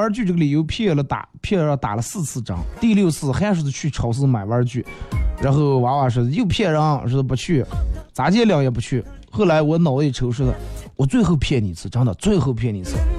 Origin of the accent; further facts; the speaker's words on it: Northeast China, China; 带我一个朋友回我们老家，老家在东北